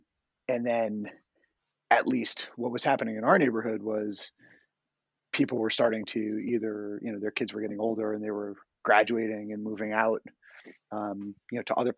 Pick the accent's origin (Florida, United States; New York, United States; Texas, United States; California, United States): New York, United States; Spring Valley; also born or lived in Bronx, New York / Suffern, New York; I grew up in Spring Valley. And we moved to Suffern when I was going into high school.